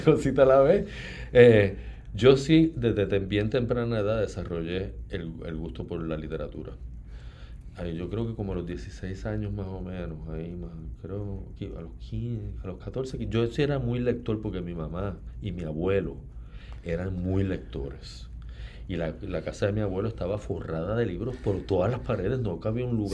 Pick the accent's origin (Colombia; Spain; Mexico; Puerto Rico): Puerto Rico; Ponce; moved away as an adult; also born or lived in United States; now in San Juan, Puerto Rico; nací en Ponce y viví toda la vida eh, en Ponce hasta, hasta los 18, que entonces fui a estudiar en Estados Unidos